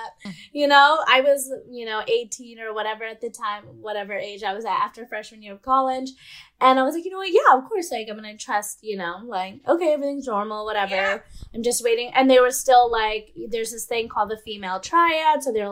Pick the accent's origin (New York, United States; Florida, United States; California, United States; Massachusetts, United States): California, United States; also born or lived in St. Louis, Missouri; I'm from California, and I had went to college in St. Louis, Missouri